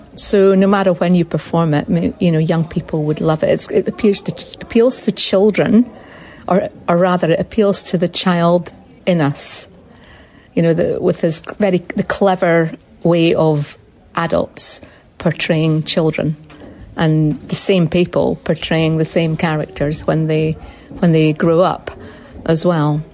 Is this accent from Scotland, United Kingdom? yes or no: yes; Scotland, United Kingdom; now in New Zealand; I'm a Scottish woman